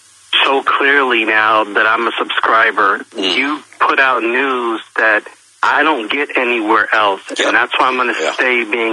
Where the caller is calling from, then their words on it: Pennsylvania, United States; from Pennsylvania.